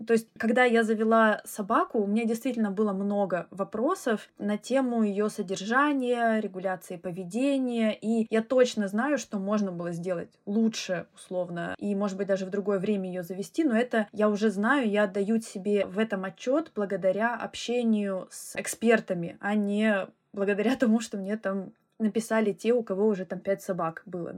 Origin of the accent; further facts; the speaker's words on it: Russia; moved away as an adult; now in London, United Kingdom; я вообще уехала из России и оставила свою карьеру в науке.